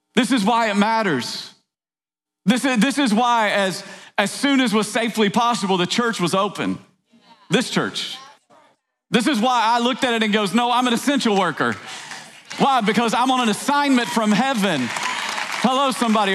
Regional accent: East Tennessee, United States; I grew up in East Tennessee

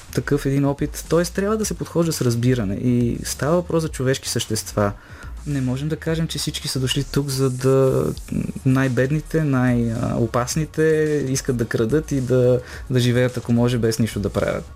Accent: Bulgaria; като българи

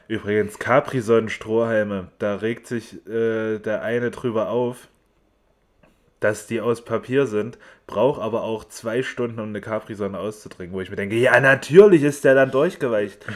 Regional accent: Erfurt, Thuringia, Germany; ich komme aus Erfurt, genau wie der Paul

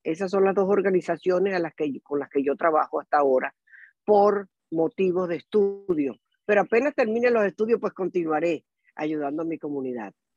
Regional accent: Venezuela; moved away as an adult; also born or lived in Tampa Bay, United States; now in Tampa, United States; yo soy venezolana. Eh, tengo en Estados Unidos más de, más de 42 años hasta ahora.

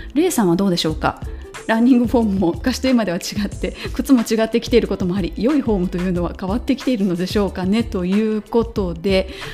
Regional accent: Kansai, Japan; 私はもともと関西人ですのでバリバリの

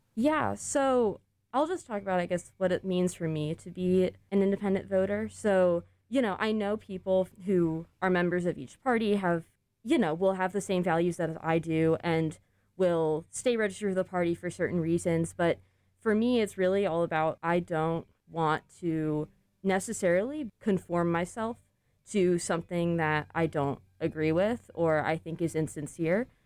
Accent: Jacksonville, Florida, United States; moved away; I grew up outside of Jacksonville

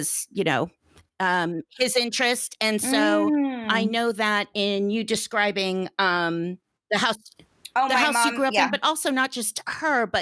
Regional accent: Beverly Hills, California, United States; we grew up together in Beverly Hills

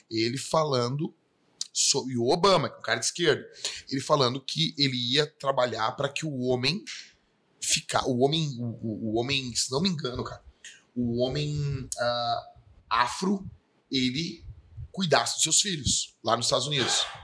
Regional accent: Porto Alegre, Rio Grande do Sul, Brazil; Eu me criei numa vila aqui, Campo da Tuca, e me criei no Morro da Cruz, entendeu?

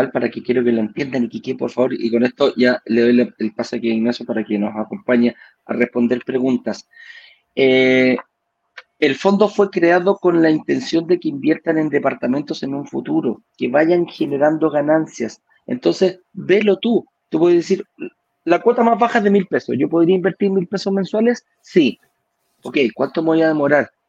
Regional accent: Venezuela; now in Chile; Que yo soy venezolano, que todavía no me da la, definitiva, etcétera, etcétera, etcétera.

